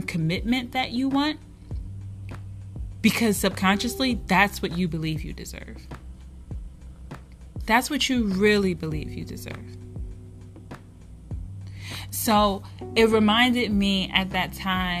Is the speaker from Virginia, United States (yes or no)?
no; Philadelphia, Pennsylvania, United States; I'm from Philadelphia